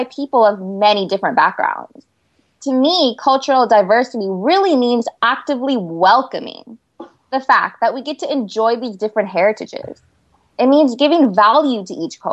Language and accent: English; Turlock, California, United States; I come from Turlock, California, and that's right in the heart of California's Central Valley